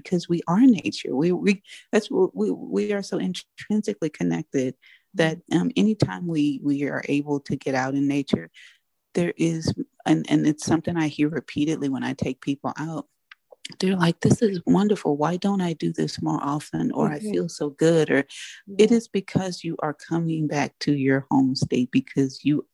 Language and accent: English; United States; I am African American, I'm Black, so I my community is Black